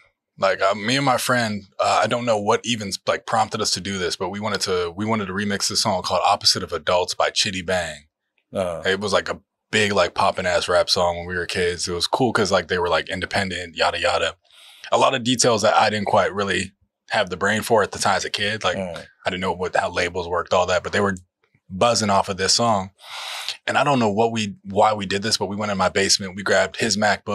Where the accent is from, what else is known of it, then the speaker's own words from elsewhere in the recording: Harrisburg, Pennsylvania, United States; born there; also born or lived in Pittsburgh / Georgia; So I was born in Pennsylvania, Harrisburg, Pennsylvania. Then I lived there for a couple of years, moved to Pittsburg, lived there for a couple of years, moved to Georgia.